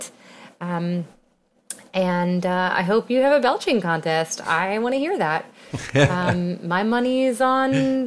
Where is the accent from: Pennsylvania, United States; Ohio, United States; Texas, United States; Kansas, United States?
Texas, United States; San Antonio; now in New York City, United States; I grew up in San Antonio